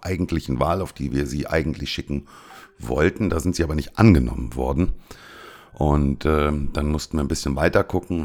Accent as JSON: {"language": "German", "country": "Germany", "moved": "as an adult", "lives_now": "Cyprus", "said": "bei uns in Deutschland"}